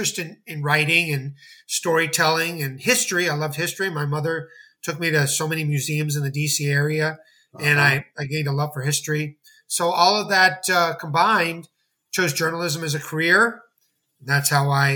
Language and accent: English; Montgomery County, Maryland, United States; I grew up in the Washington, D.C. area in Montgomery County, Maryland, a D.C. suburb